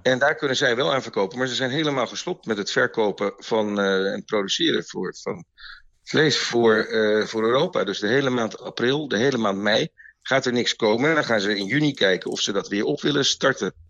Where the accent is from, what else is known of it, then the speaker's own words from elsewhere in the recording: Het Gooi, North Holland, Netherlands; we komen oorspronkelijk uit Gooi vandaan